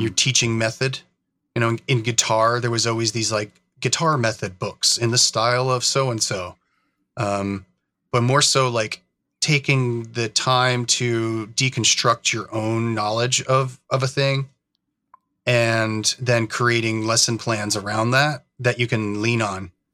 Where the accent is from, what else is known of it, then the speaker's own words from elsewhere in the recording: New York, United States; moved away as an adult; now in Oregon, United States; I grew up in New York, actually. Um, it's kind of more where, where I'm from, and I moved out to Oregon in, in two thousand and seven